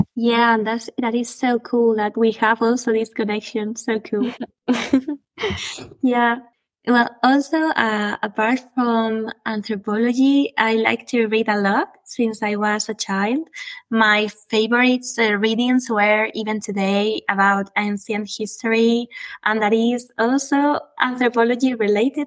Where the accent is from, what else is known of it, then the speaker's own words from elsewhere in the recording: Guadalajara, Castilla-La Mancha, Spain; I was born in Guadalajara, Spain, and raised in a little village in the middle of a natural reserve.